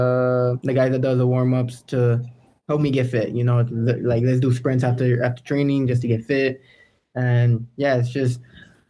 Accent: United States; I was born in America. You know, I have Mexican roots

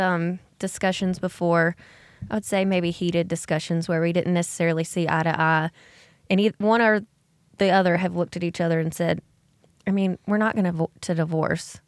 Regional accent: Alexander City, Alabama, United States; I grew up in Alexander City, Alabama, which is about two hours north of Ozark

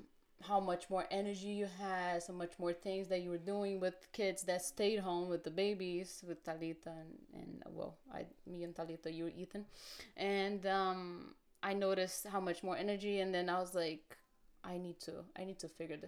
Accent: Brazil; moved away; We grew up in Brazil

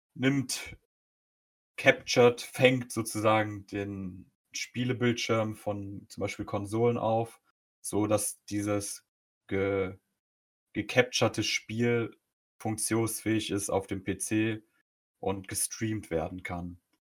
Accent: Germany; mehr Deutscher als Pole vom, vom bürokratischen her. Ich bin hier geboren.

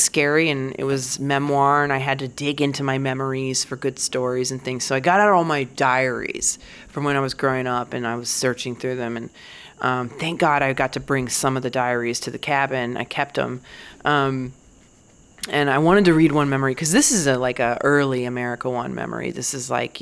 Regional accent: Virginia, United States; I grew up in Virginia

